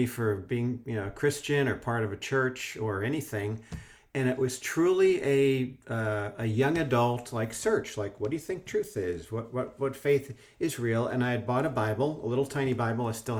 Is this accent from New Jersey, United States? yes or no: yes; New Jersey, United States; moved away as an adult; also born or lived in Colorado / London; I grew up in New Jersey, right near New York City